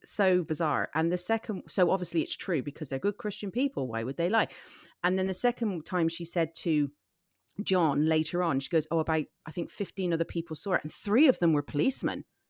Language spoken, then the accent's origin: English; Ireland; I grew up in Ireland, which is very Catholic, heavy.